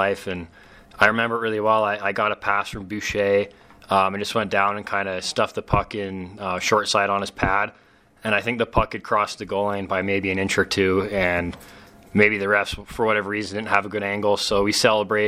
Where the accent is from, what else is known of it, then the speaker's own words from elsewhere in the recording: Maverik Center area, Utah, United States; my hometown team